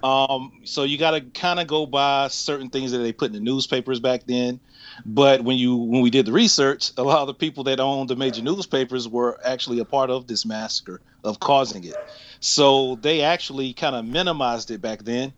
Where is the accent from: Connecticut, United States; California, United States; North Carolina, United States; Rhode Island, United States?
North Carolina, United States; moved away; also born or lived in Atlanta, Georgia; I'm from North Carolina